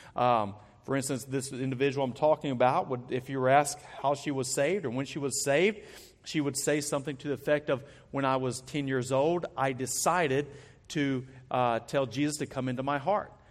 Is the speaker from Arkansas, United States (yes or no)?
yes; Arkansas, United States; I'm from Arkansas. We have purple trees all around our woods.